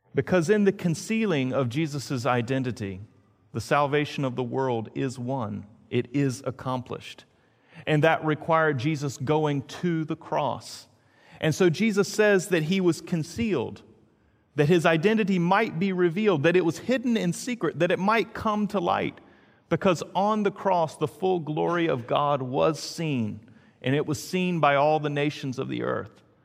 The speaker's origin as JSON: {"language": "English", "town": "Greensboro", "region": "North Carolina", "country": "United States", "tie": "born or raised there", "said": "Now, as a kid, I grew up in Greensboro, North Carolina. That was, I originally started there and then moved to Greenville, North Carolina."}